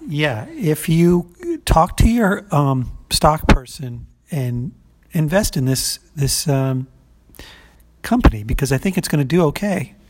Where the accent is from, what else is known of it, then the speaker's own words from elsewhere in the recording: United States; as an American, as a red blooded American